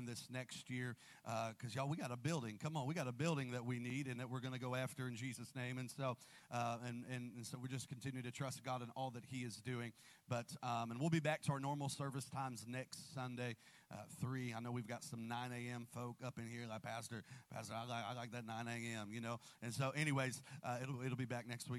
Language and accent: English; Columbus, Ohio, United States; I'm from Columbus, and my in-laws are here